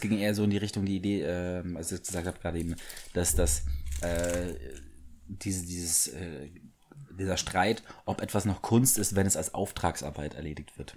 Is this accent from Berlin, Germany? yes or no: no; Bavaria, Germany; Ich bin zwar im Bayern aufgewachsen